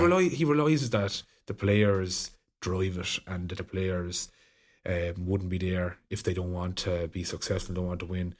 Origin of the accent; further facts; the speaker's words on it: Ireland; as Irish people, we're very conservative